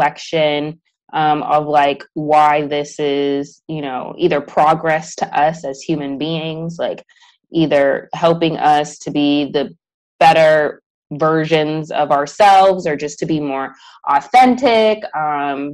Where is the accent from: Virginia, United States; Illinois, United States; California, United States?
Illinois, United States; Chicago; moved away as an adult; now in Houston, United States; I'm from Chicago